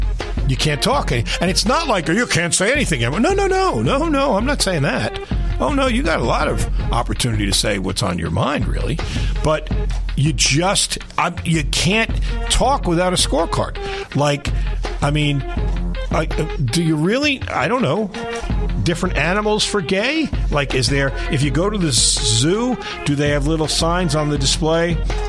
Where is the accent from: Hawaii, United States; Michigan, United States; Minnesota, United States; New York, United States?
New York, United States; moved away; when I grew up in New York